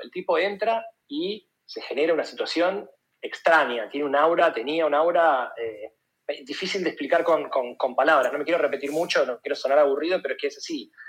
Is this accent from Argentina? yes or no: yes; Buenos Aires, Argentina; moved away as an adult; yo hace ocho años me fui de Buenos Aires